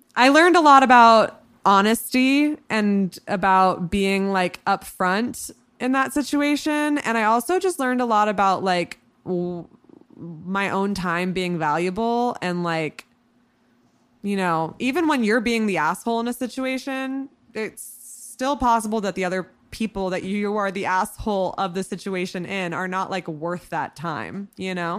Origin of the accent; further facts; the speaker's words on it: hometown near Burlington, Vermont, United States; moved away as an adult; now in New York City, United States; when I was eighteen, um, I was still living in my hometown, and I was c, commuting to Burlington, Vermont very regularly to do stand-up